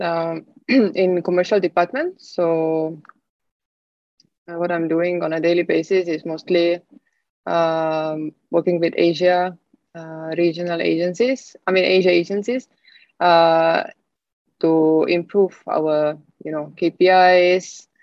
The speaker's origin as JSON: {"language": "English", "country": "Estonia", "moved": "as an adult", "lives_now": "Singapore", "said": "I'm originally from Estonia."}